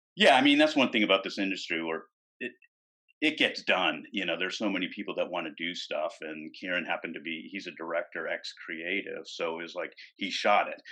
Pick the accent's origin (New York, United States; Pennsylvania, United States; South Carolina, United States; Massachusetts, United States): Massachusetts, United States; right outside of Boston; moved away; I'm from the East Coast, right outside of Boston